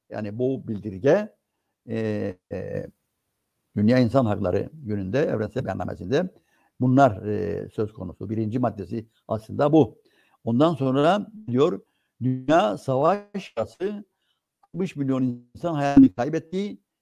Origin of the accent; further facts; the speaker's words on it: Cyprus; bizim e, Türkiye'den farklılıklarımızı